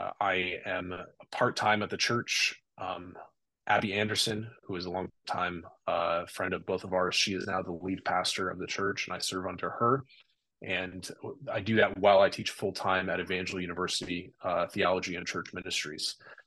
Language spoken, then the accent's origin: English; Burkina Faso; also born or lived in Mali / Ivory Coast; I was in Burkina Faso, Mali, and Ivory Coast, all the way in Western Africa. So I spent most of my childhood there.